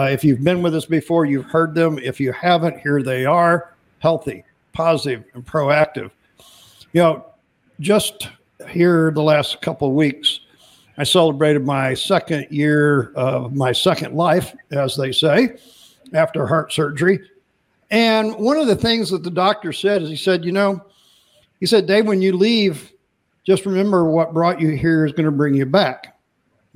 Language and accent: English; Midwest, United States; I'm from the Midwest